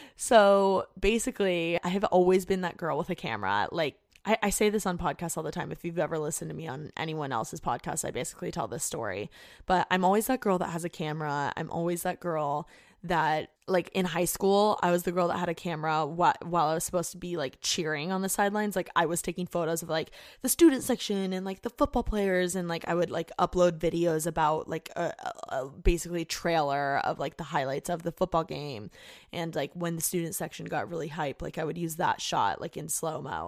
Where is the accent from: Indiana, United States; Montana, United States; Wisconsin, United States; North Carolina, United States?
Indiana, United States; moved away as an adult; now in Los Angeles, United States; I just wanna get out of Indiana. Like, I hate my hometown